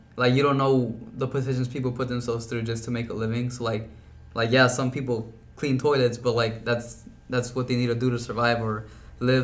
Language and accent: English; Brownsville, Texas, United States; I was born and raised in Brownsville, Texas